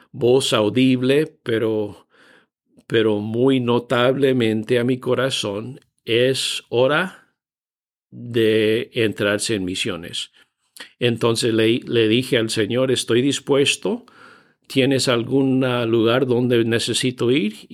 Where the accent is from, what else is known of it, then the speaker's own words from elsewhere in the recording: Bolivia; Me crié en Bolivia, pero no había hablado español durante los últimos 25 años, entonces ya oxidado, bien oxidado el español.